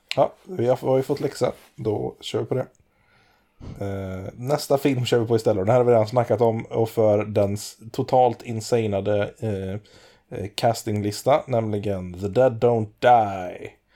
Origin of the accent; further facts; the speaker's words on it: Vårgårda, Västra Götaland, Sweden; jag kommer från Vårgårda